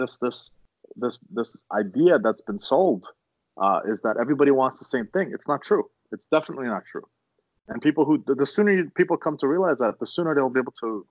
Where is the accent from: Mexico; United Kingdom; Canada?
Canada; we're Canadian